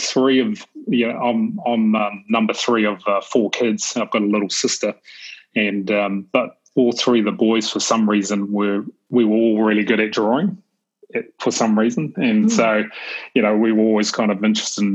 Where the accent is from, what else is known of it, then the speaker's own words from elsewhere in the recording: New Zealand; I grew up in New Zealand, I'm a Kiwi